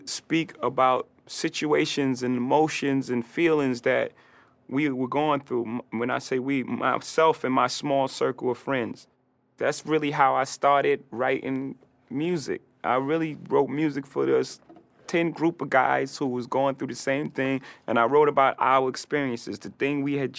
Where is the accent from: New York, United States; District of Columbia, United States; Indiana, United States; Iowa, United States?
New York, United States; Brooklyn; Wherever you grow up, it's your root, right? It's everything you are. I'm a kid from Marcy Projects from Brooklyn, so it made me exactly who I am.